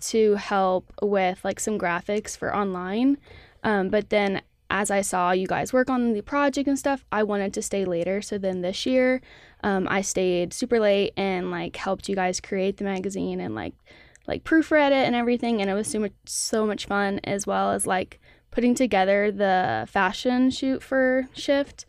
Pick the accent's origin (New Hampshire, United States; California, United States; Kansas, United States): Kansas, United States; Olathe; I'm from Olathe, Kansas